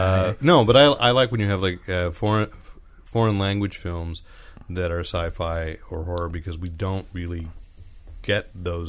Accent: United States; Because I'm American.

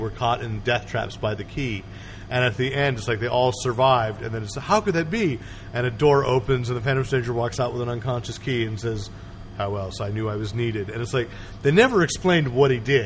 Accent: California, United States; I am Californian

